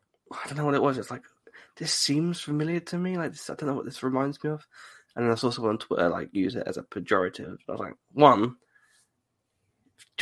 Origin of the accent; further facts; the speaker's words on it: United Kingdom; I'm British.